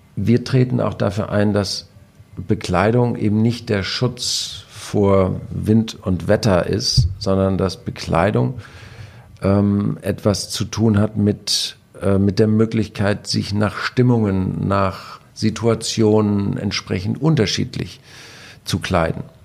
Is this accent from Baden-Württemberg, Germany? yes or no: no; Husum, Schleswig-Holstein, Germany; als Husumer